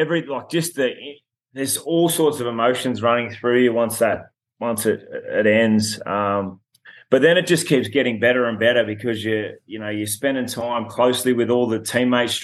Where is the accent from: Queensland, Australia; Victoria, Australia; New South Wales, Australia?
New South Wales, Australia; Dubbo; we actually had one of the games in my hometown in Dubbo at Apex Oval